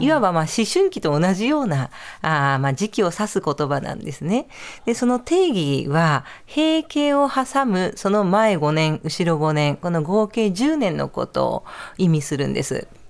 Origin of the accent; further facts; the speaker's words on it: Nagoya, Aichi, Japan; moved away; 名古屋の出身です